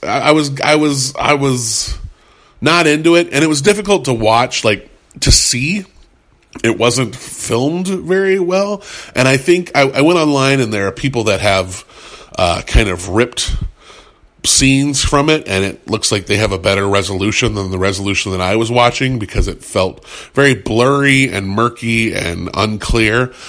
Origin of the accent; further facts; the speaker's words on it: United States; I'm an I'm an American, a, a white American in the 2010s